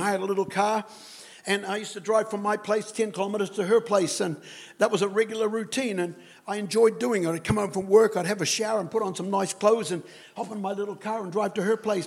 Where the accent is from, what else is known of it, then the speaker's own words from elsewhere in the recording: New Zealand; I'm a Kiwi